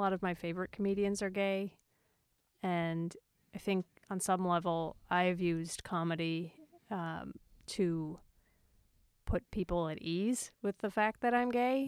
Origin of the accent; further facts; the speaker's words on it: Cape Breton, Nova Scotia, Canada; in Cape Breton where I grew up